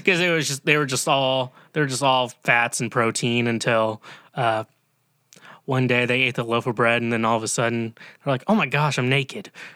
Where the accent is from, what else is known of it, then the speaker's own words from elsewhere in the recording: Kansas, United States; I'm from Kansas